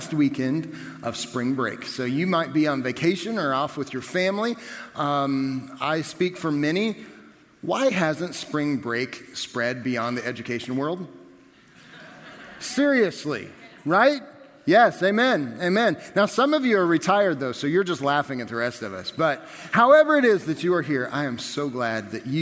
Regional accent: Nickerson, Kansas, United States; growing up in Nickerson, highways look like this

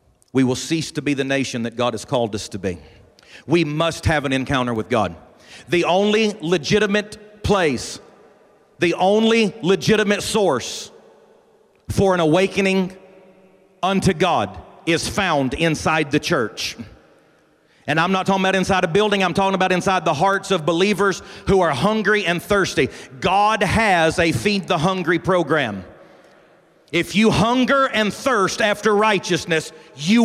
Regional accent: Alabama, United States; I'm from Alabama.

